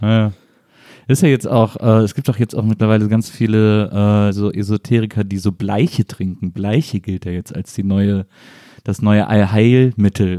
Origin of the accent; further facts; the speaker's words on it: Rhineland, Germany; ich komme aus dem Rheinland